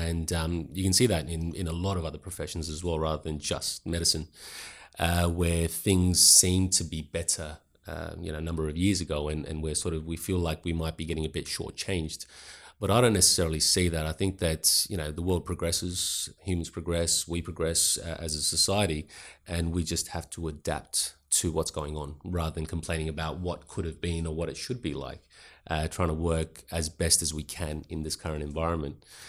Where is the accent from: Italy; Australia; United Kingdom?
Australia; Adelaide, South Australia; also born or lived in Pakistan / Sydney / Roxby Downs; I grew up mainly in Adelaide